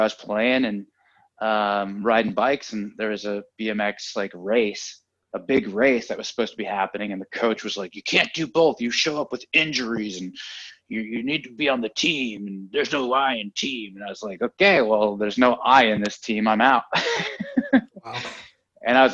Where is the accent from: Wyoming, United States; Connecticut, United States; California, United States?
California, United States; San Francisco; now in Los Angeles, United States; Originally San Francisco